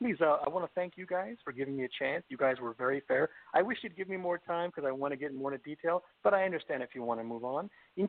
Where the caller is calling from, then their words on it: Los Angeles, California, United States; I'm calling from the greatest state in America, California, the greatest city in America, Los Angeles.